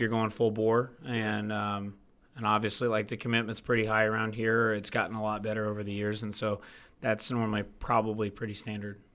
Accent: Martinsville, Indiana, United States; I'm from Martinsville, Indiana, went to I U.

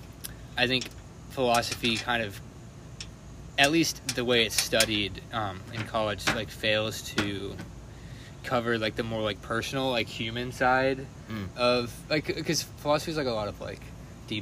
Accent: Atlanta, Georgia, United States; I'm from Atlanta, Georgia

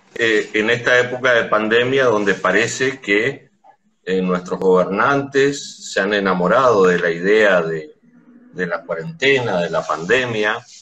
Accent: Corrientes, Argentina; nuestra eh, ciudad de Corrientes, la provincia de Corrientes

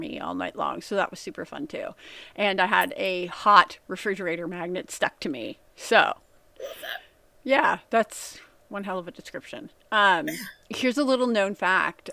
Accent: United States; I'm American

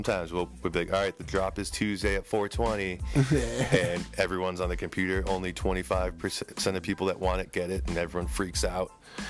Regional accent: Rockland, Massachusetts, United States; born or raised there

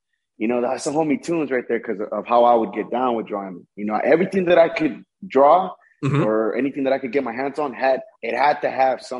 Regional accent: Texas, United States; originally, you know, I'm from Texas

